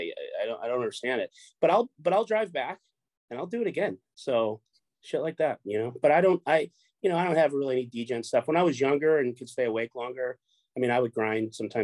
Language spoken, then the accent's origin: English; Orange County, California, United States; also born or lived in Chicago, Illinois; I grew up here in Orange County, California, but I'm originally from Chicago